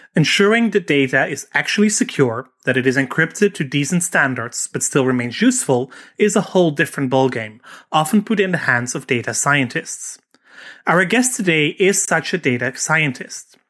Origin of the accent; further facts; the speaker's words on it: Netherlands; I'm Dutch